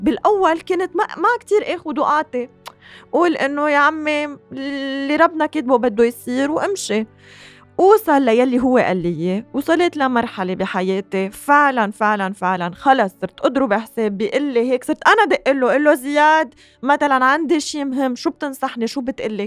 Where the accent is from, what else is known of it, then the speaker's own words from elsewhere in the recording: Lebanon; نحن اليوم بحاجة كلبنانية